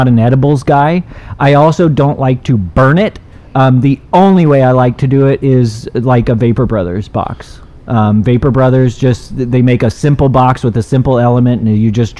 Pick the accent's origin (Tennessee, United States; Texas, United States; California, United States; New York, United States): California, United States; Southern; I'm from Southern California. Where I'm from, this stuff is legal